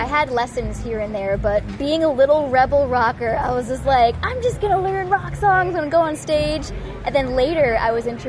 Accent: Connecticut, United States; I'm also an East Coaster. We got the East Coast thing going. I'm from Connecticut.

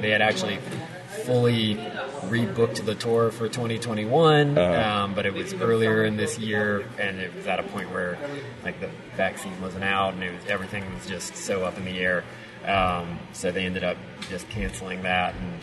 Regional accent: Northern Virginia, United States; moved away as an adult; also born or lived in Washington, D.C.; now in Nashville, United States; near my hometown in DC

